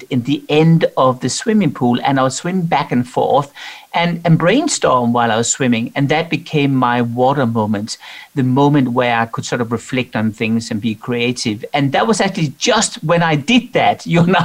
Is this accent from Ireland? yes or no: no; Denmark; I'm from Denmark